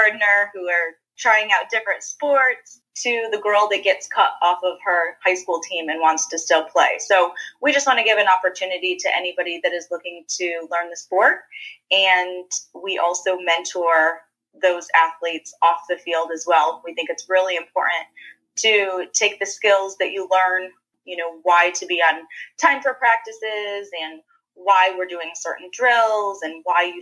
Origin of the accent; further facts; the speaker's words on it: Corning, New York, United States; now in Charlotte, United States; I'm from Corning